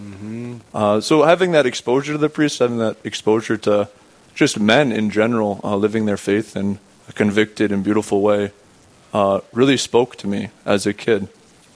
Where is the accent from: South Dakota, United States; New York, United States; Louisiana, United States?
South Dakota, United States; Rapid City; I'm from Rapid City itself. My house is right across the street from the cathedral there, actually. My parents were living there at the time that I was born, and I spent the next 18 years there